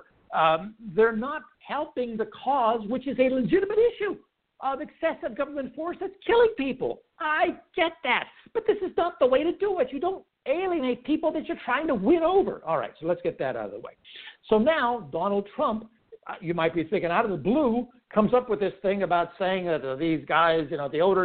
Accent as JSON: {"language": "English", "town": "Pittsburgh", "region": "Pennsylvania", "country": "United States", "tie": "born or raised there", "said": "I was born and reared in Pittsburgh"}